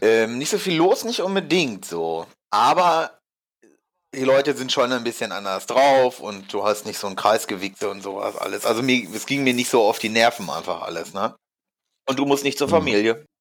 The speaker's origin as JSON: {"language": "German", "town": "Hamelin", "region": "Lower Saxony", "country": "Germany", "moved": "yes", "said": "ich komme ja eigentlich aus Hameln, die Ecke"}